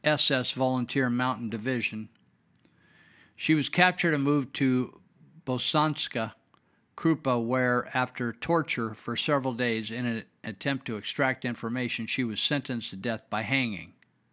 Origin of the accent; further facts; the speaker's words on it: United States; born there; I was born in America. a true land of opportunity for anyone of any color or background.